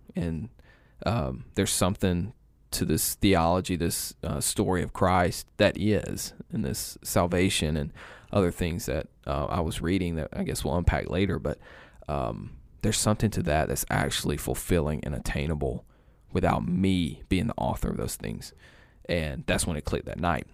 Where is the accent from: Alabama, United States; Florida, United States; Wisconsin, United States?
Alabama, United States; East; moved away as an adult; now in Carrollton, United States; I grew up in East Alabama.